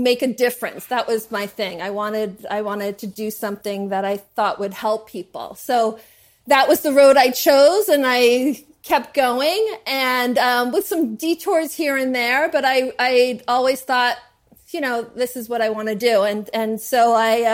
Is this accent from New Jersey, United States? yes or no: yes; New Jersey, United States; I'm from New Jersey